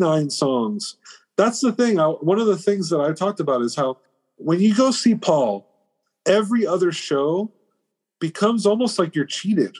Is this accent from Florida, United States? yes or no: yes; Miami, Florida, United States; I'm Cuban. I'm from Miami, Florida.